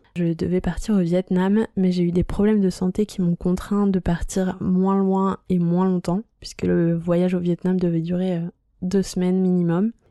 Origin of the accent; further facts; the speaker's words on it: La Rochelle, Nouvelle-Aquitaine, France; moved away; je rentre dans ma ville natale à La Rochelle